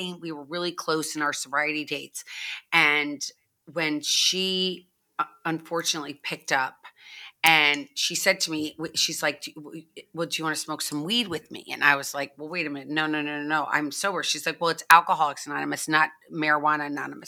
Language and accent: English; St. Louis, Missouri, United States; now in Florida, United States; I grew up in St. Louis, Missouri